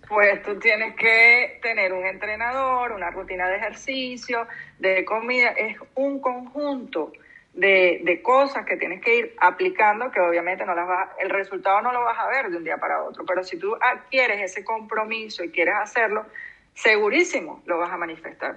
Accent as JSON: {"language": "Spanish", "country": "Venezuela", "moved": "as an adult", "lives_now": "Canary Islands, Spain", "said": "Yo tengo poco tiempo aquí en Canarias eh, yo soy venezolana"}